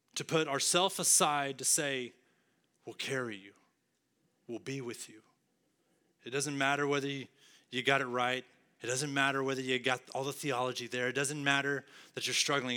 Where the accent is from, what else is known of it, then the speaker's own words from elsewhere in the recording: West Texas, United States; now in Arlington, United States; I'm from West Texas